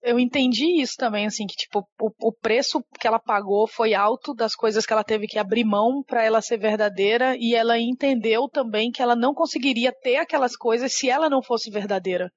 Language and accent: Portuguese; Salvador, Bahia, Brazil; moved away as an adult; now in São Paulo, Brazil; eu sou uma designer digital que nasceu em Salvador e mora em São Paulo há 11 anos